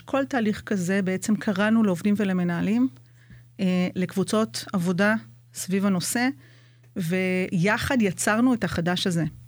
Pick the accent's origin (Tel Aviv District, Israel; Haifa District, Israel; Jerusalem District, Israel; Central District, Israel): Jerusalem District, Israel; Jerusalem; moved away as an adult; now in Kibbutz Nahshon, Israel; אני קיבוצניקית חדשה, כמו שאמרנו, אני ירושלמית במקור.